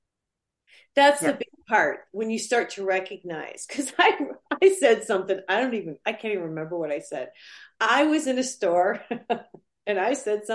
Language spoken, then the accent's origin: English; Michigan, United States; moved away; also born or lived in New York; I grew up in Michigan